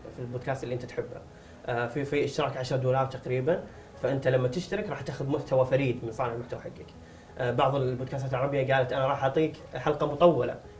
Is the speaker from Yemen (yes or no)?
no; Saudi Arabia; عندنا في السعوديه